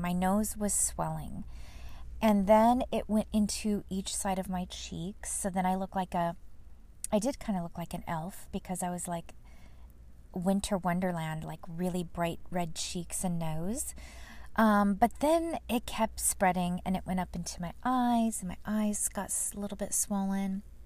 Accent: Fullerton, California, United States; moved away; the city of Fullerton, my um, my hometown I grew up in. It's not where I live now

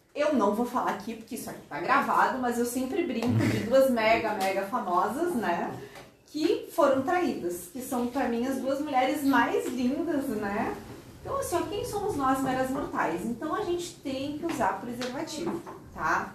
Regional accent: Porto Alegre, Rio Grande do Sul, Brazil; moved away as an adult; also born or lived in Pelotas / Florianópolis; now in Tubarão, Brazil; E eu sou de Porto Alegre, sou gaúcha, fiz a minha faculdade lá em Pelotas e a minha especialização em Florianópolis. E agora estou aqui morando em Tubarão desde 2004.

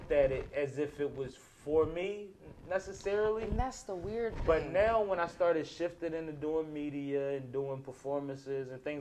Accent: Boston, Massachusetts, United States; I'm from Boston

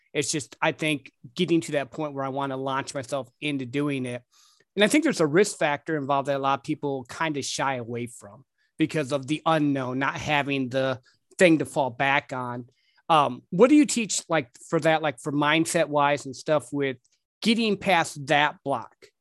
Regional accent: Midwest, United States; I grew up in the Midwest

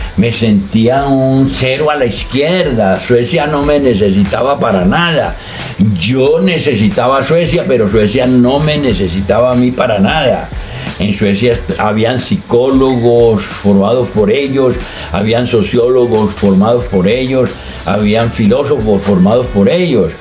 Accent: Colombia; moved away as an adult; also born or lived in Sweden; Soy colombiano. Eh, salí de Colombia al exilio

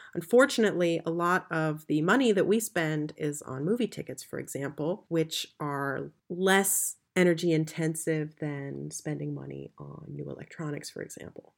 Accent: United States; moved away as an adult; now in Berlin, Germany; I'm an American who's lived in Berlin for the last ten years

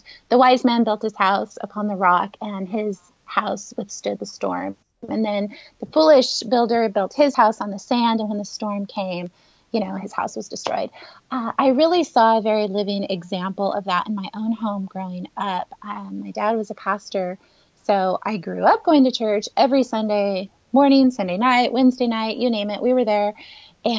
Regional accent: Northern California, United States; also born or lived in Los Angeles County, California; I have pretty much been born and raised in California my whole life, but my younger years were in Northern California, and I moved to Southern California when I was 23

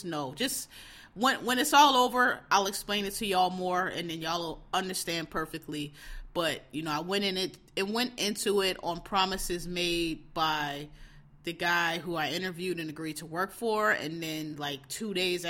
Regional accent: Philadelphia, Pennsylvania, United States; Born and raised in Philadelphia

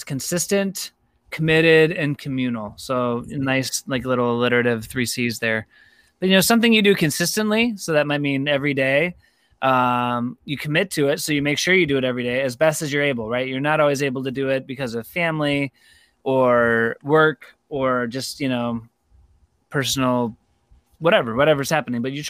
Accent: Rochester, New York, United States; moved away as an adult; also born or lived in Durham, North Carolina / Denver, Colorado; I'm from Rochester, New York originally, back in the day. So was grateful to be able to come back here

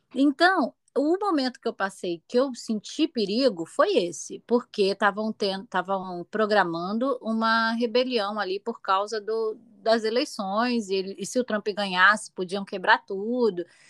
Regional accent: Rio de Janeiro, Brazil; moved away as an adult; eu vim praticamente da favela, né? Da Cidade de Deus

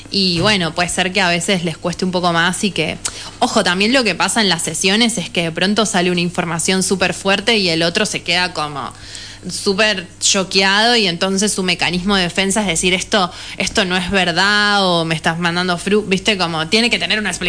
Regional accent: Buenos Aires, Argentina; el pueblo siempre fue un lugar muy cerrado, de hecho yo lo viví así, vine de Buenos Aires

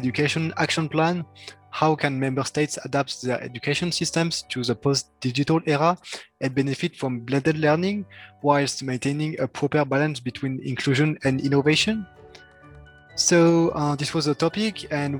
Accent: France; I come from France

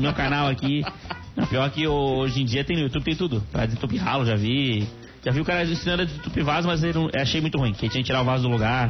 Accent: Brazil; A gente é brasileiro

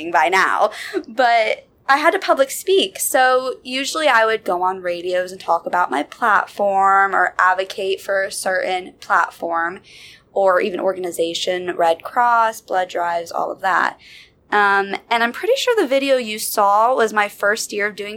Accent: Summerville, South Carolina, United States; moved away as an adult; now in Charlotte, United States; I'm originally from Somerville, South Carolina

